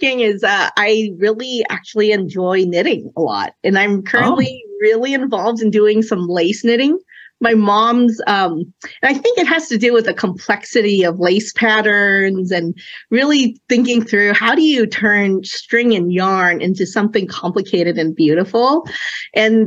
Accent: Oakland, California, United States; first language Cantonese; English is a second language; also born or lived in China; we emigrated here when I was 2 years old. And I remember, you know, being young, being a transplant, living in Oakland off of Fruitvale

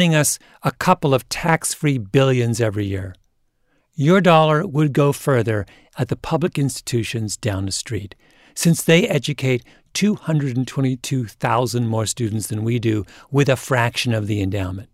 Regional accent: Canada; I grew up in Canada in the 1970s

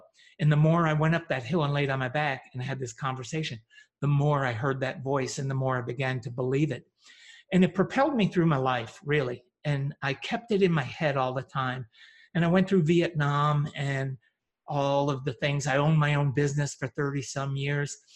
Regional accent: upstate New York, United States; also born or lived in Teaneck, New Jersey; I was born in Teaneck, New Jersey, and at 9 moved to a very remote farm in upstate New York

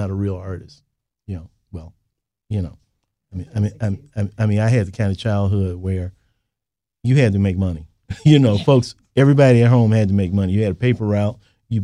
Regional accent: Chicago, Illinois, United States; You know, I was born and raised in Chicago. I consider Chicago a good place, obviously, to be an artist and to be a creative person. I attended public school here.

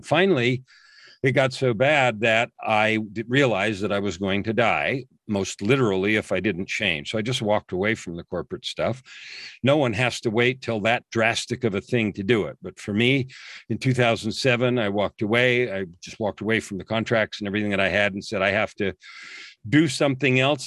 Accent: San Francisco Bay Area, California, United States; I grew up in the San Francisco Bay Area.

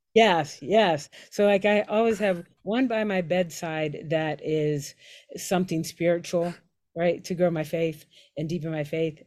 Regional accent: Pittsburgh, Pennsylvania, United States; moved away as an adult; I'm from Pittsburgh

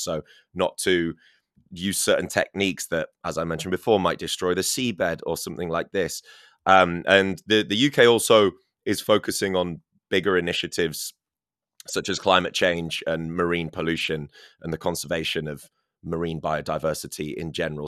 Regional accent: Scarborough, Yorkshire and the Humber, United Kingdom; Whitby and Filey in Scarborough, um, my hometown

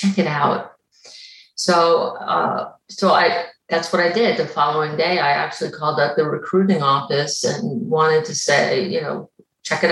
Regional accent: Long Island, New York, United States; moved away as an adult; I grew up on Long Island, New York, and I grew up near the beaches

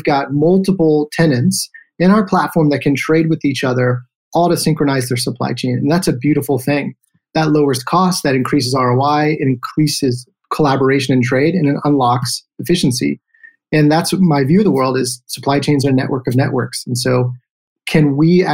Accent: Houston, Texas, United States; also born or lived in Victoria, Texas; We moved to Houston, Texas, where I really spent my formative years

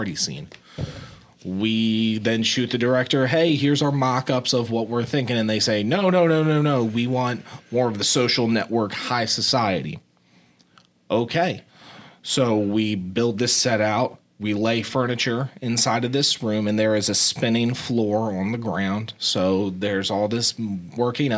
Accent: New Jersey, United States; moved away; also born or lived in Pennsylvania / Tampa, Florida; I came down from South Jersey. I went to a private boarding school in Pennsylvania, and I came down to the University of Tampa

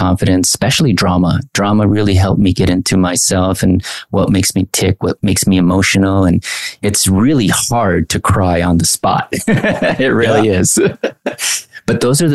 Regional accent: Anaheim, California, United States; also born or lived in Mexico; I grew up in Anaheim. I was born in Mexico, came at the age at, I think, age two

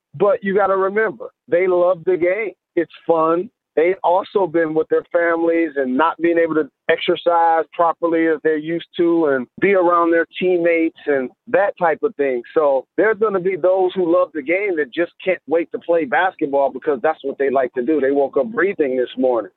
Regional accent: Detroit, Michigan, United States; It's specific to Detroit. That's my hometown

